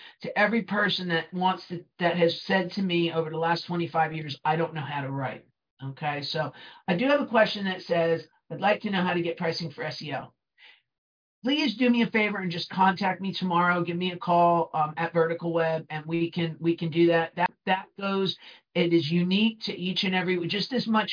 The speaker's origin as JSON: {"language": "English", "region": "New Jersey", "country": "United States", "also_born_or_lived": "Brooklyn", "accent": "Brooklyn", "said": "I'm from New Jersey and I kind of sound like I crawled out of Brooklyn"}